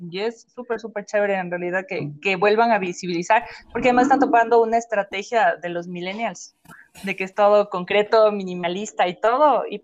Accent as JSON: {"language": "Spanish", "country": "Ecuador", "said": "Pero eso puedo decir yo como ecuatoriano."}